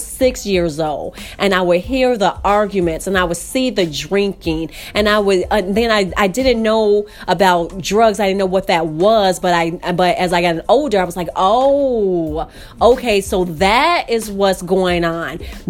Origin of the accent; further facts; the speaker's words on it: Chicago, Illinois, United States; now in Marina del Rey, United States; I grew up in the city of Chicago, Illinois, on the west side of Chicago.